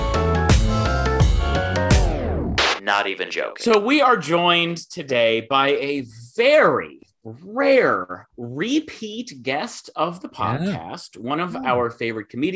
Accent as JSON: {"language": "English", "region": "Michigan", "country": "United States", "tie": "born or raised there", "moved": "yes", "said": "my hometown news recently, mlive.com"}